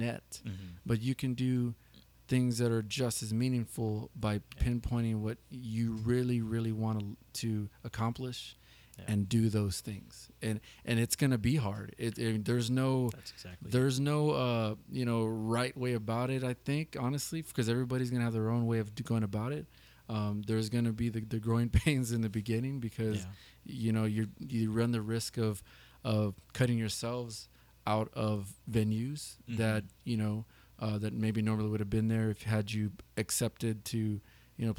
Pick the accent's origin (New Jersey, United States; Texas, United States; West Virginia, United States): Texas, United States; San Antonio; also born or lived in Kirby, Texas; being born, raised San Antonio, we grew up on the west side of San Antonio